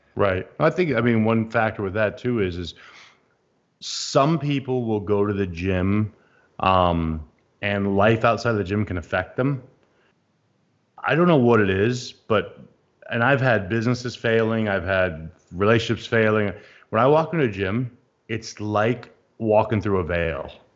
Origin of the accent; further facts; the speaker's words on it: United States; as an American